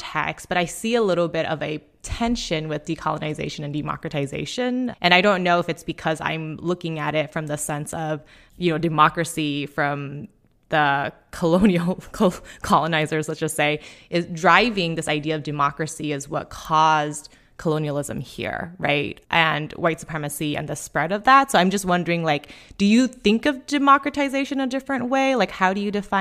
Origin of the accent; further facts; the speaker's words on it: Laos; now in United States; my background really is that I'm from Laos and my homeland was carpet bombed in the name of democracy, right? To stop communism spread, so on and so on. So my family became refugees and came here